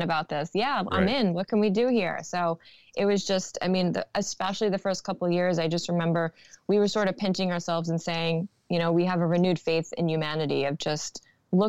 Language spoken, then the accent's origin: English; New York City, New York, United States; Born and raised in Brooklyn